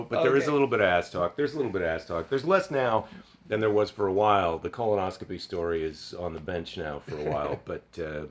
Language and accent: English; Midwest, United States; I'm from the Midwest, where we say guys when we could mean all the genders